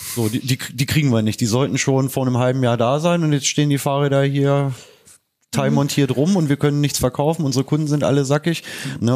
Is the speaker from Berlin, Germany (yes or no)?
no; Leine-Weser Uplands, Lower Saxony, Germany; moved away; ich komme ja aus dem Leineweser-Bergland